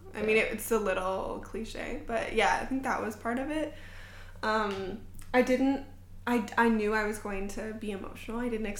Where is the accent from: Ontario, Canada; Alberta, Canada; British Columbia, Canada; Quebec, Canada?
Ontario, Canada; Ottawa; moved away; some of them remembered that I was from Ottawa and that I was Canadian